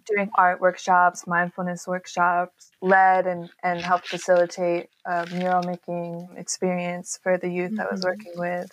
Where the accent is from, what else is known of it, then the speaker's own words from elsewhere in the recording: New York, United States; moved away as an adult; also born or lived in Bay Area, California; I'm originally from New York and grew up in a creative family.